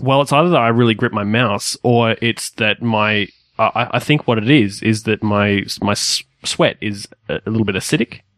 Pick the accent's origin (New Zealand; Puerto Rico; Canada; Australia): Australia; we are Australian